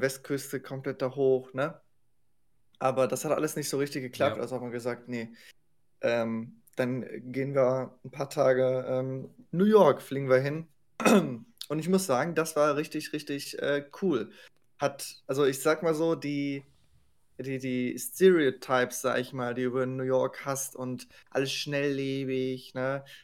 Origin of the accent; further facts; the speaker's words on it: Germany; als Deutscher